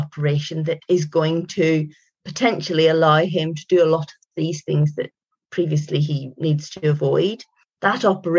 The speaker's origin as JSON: {"language": "English", "region": "Northern Ireland", "country": "United Kingdom", "tie": "born or raised there", "said": "I grew up in Northern Ireland, spent a lot of time on the North Coast. That was where I had my youngest years."}